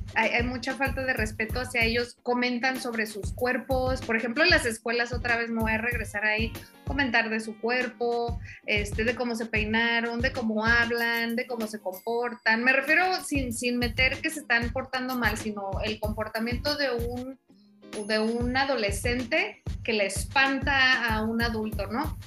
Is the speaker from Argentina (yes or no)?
no; Tijuana, Baja California, Mexico; moved away; also born or lived in central Mexico; no soy de aquí, del centro del país, soy de Tijuana.